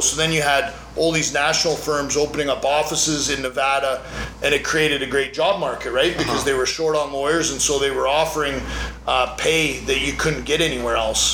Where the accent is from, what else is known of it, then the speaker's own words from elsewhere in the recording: Canada; also born or lived in Las Vegas, United States; now in United States; where I grew up in Canada